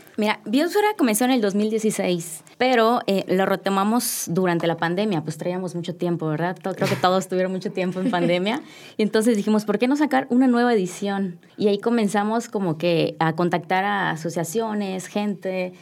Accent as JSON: {"language": "Spanish", "region": "Yucatán", "country": "Mexico", "said": "yo soy de Yucatán"}